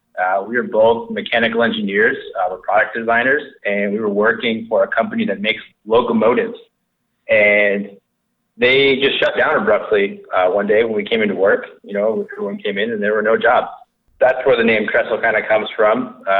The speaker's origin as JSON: {"language": "English", "region": "East Coast", "country": "United States", "tie": "born or raised there", "said": "So I grew up on the East Coast, riding and racing mountain bikes. Learned how to ski at a young age."}